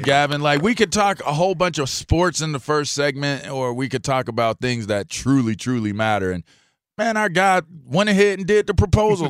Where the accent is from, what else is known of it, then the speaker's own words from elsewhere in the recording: Pittsburgh, Pennsylvania, United States; I grew up in Pittsburgh.